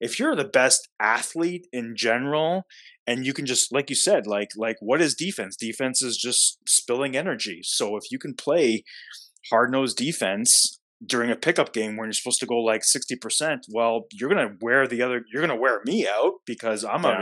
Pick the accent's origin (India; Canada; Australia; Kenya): Canada; Toronto, Ontario; I'm not from here. I'm from Toronto.